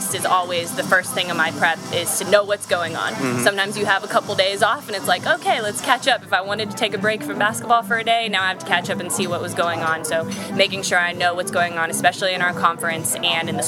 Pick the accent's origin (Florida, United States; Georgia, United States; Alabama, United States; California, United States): California, United States; being in San Diego and growing up in California